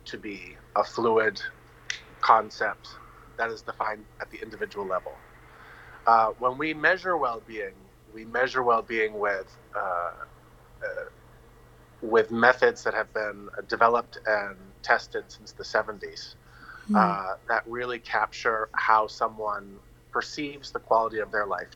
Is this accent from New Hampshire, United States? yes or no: yes; Northern New Hampshire, United States; moved away as an adult; now in Vanuatu; I'm from the United States. I now have dual citizenship in Vanuatu. And I've been here for almost 20 years now. Vanuatu is home to me, as is Northern New Hampshire.